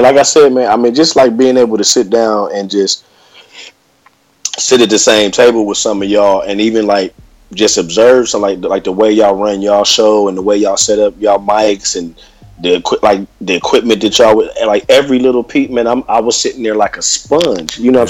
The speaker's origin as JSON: {"language": "English", "town": "Columbus", "region": "Ohio", "country": "United States", "also_born_or_lived": "Hollywood, California", "moved": "yes", "lives_now": "Los Angeles, United States", "said": "I'm originally from Columbus, Ohio."}